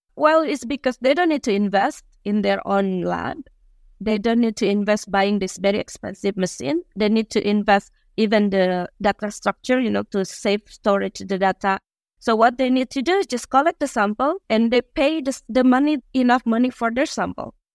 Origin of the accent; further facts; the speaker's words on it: Indonesia; moved away as an adult; also born or lived in Finland; I'm Indonesian